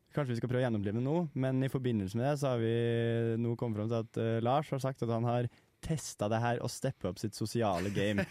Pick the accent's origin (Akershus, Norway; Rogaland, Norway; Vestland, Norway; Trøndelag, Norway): Trøndelag, Norway; Jeg er jo trønder